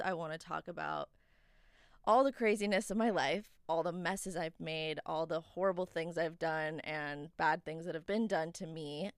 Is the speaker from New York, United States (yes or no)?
yes; New York, United States; now in Los Angeles, United States; I am from New York. And then I moved to California